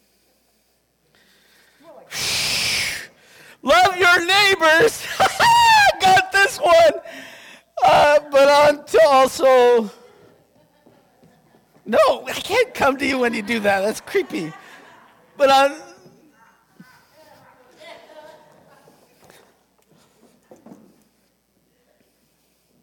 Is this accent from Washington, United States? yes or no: yes; Yakima, Washington, United States; I'm from Yakima.